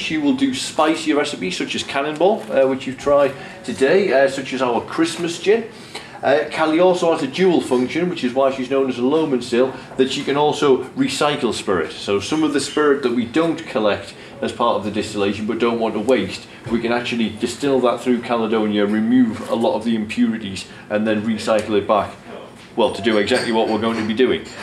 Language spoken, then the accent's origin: English; Durham, North East England, United Kingdom; I'm from Durham in northeast England